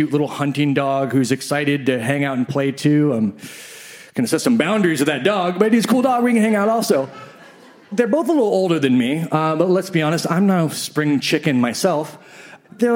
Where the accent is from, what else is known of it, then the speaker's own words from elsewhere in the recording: Midwest, United States; I grew up in the Midwest